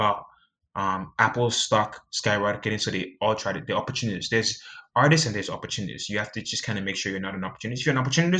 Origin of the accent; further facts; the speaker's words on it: Nigeria; I'm Nigerian and you're Nigerian